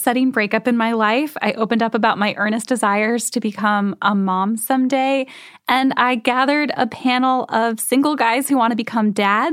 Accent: Midwest, United States; I'm from the Midwest

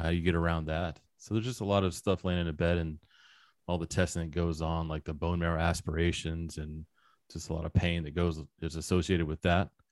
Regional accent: Little Rock, Arkansas, United States; In Arkansas. I'm from Little Rock, Arkansas

